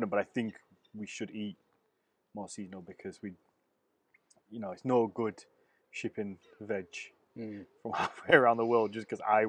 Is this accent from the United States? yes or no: no; United Kingdom; being British